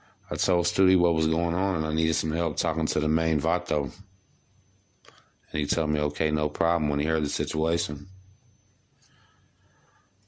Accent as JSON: {"language": "English", "town": "Galveston", "region": "Texas", "country": "United States", "said": "I am from Galveston"}